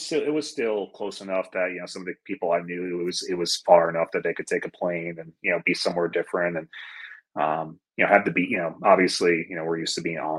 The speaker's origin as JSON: {"language": "English", "town": "Fort Salonga", "region": "New York", "country": "United States", "tie": "born or raised there", "also_born_or_lived": "Valley Stream", "said": "So I was born in Valley Stream. I lived there until I was about six. And then we were in Fort Salonga, like Smithtown area, until we moved. So that was where I was. So I was in Nassau, then I was Suffolk."}